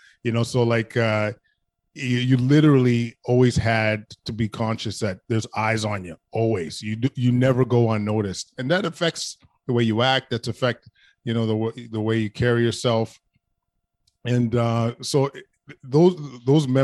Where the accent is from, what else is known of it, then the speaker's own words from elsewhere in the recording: Edmonton, Alberta, Canada; I grew up in the West End, about 10 blocks from the mall, in a community called Aldergrove